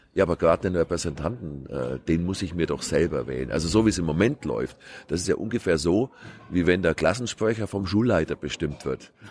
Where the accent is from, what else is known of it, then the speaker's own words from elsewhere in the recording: Kempten, Bavaria, Germany; Ich komme aus Kempten im Allgäu, also äußerster südlicher Rand der Republik